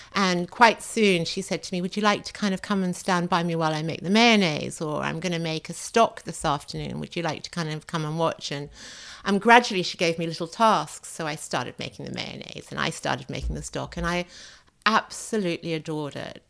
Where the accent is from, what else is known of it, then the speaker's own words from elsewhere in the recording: Australia; also born or lived in France; now in London, United Kingdom; I grew up in Australia